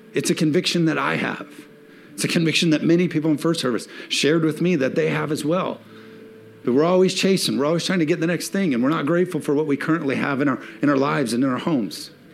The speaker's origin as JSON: {"language": "English", "country": "United States", "said": "as Americans"}